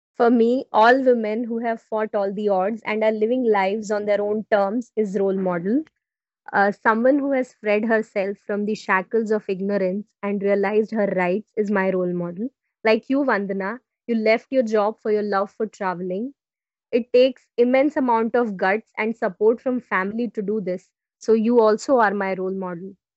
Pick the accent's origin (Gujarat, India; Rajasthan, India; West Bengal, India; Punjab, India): Gujarat, India; from Gujarat, India